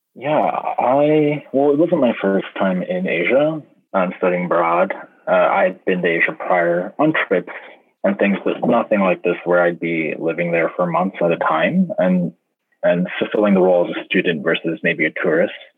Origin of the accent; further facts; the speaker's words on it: California, United States; moved away as an adult; also born or lived in rural Midwest; I'm from California